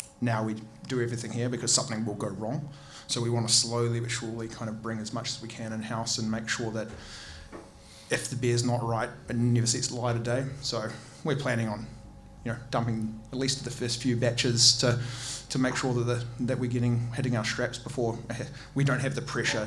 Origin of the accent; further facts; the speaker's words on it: Wellington, New Zealand; moved away as an adult; now in Auckland, New Zealand; I'm from Wellington originally, started homebrewing in Wellington